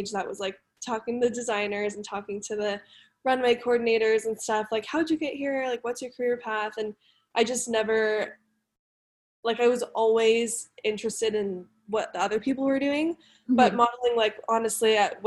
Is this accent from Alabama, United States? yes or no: no; Denver, Colorado, United States; also born or lived in Mexico City, Mexico; I'm from Denver, and I was scouted when I was like 13 in a Walgreens